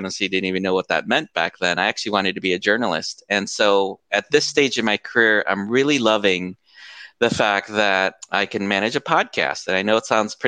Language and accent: English; United States; moved away as an adult; now in Philippines; I was born and raised outside of the States, or outside of the Philippines in the States, and I've moved to the Philippines now